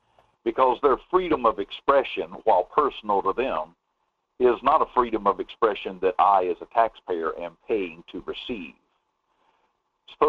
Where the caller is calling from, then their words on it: Denali, Alaska, United States; Hey, good morning, Mike. … out of Denali.